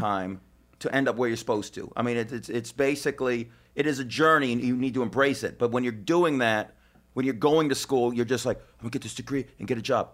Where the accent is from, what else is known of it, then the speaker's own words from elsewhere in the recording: Las Vegas, Nevada, United States; now in New York, United States; in sleazy Vegas, my hometown